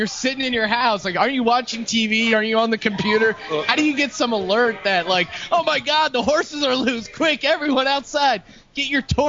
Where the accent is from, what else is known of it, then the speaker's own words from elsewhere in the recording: Lehigh Valley, Pennsylvania, United States; moved away; I'm from the Lehigh Valley, and the morning call is the paper that covers it.